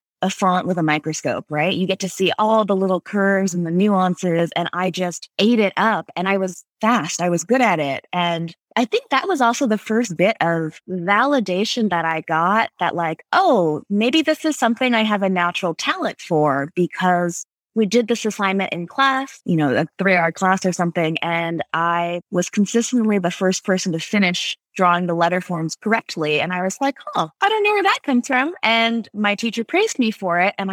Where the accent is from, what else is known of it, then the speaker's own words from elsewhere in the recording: California, United States; Pasadena Art Center, which is an art school near where I grew up in California